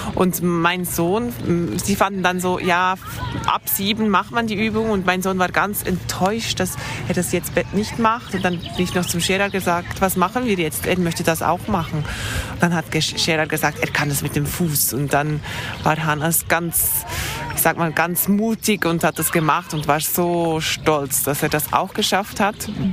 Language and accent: German; Thun, Bern, Switzerland; ich komme aus der Schweiz, ich wohne in Thun. Ich bin hier auf, auch aufgewachsen